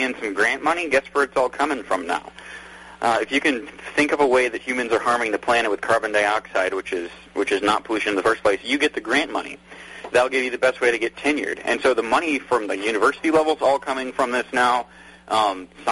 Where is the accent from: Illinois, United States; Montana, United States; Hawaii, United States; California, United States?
Montana, United States; I grew up in Montana